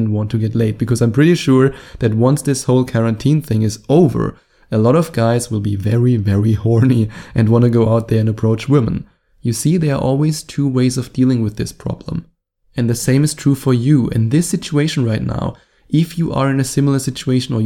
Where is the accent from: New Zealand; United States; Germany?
Germany; accent: German; my German accent